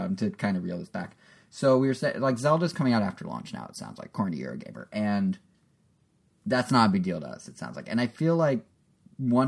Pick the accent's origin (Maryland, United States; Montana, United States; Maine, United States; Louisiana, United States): Montana, United States; moved away; when I was still growing up in Montana